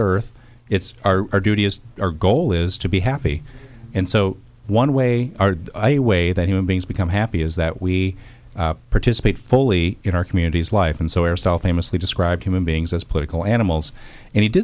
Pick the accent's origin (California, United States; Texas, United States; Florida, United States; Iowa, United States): Iowa, United States; I'm from Iowa